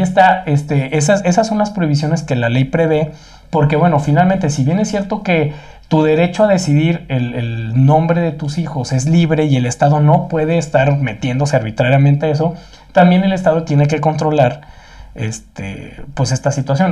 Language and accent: Spanish; Mexico; ya sabemos cómo somos los mexicanos